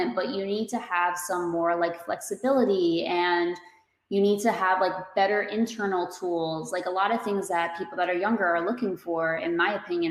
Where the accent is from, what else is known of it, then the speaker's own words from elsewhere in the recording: New Jersey, United States; I'm from Jersey